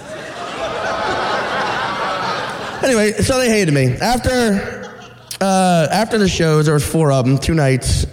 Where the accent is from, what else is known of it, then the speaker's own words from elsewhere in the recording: Louisiana, United States; moved away; I'm from Louisiana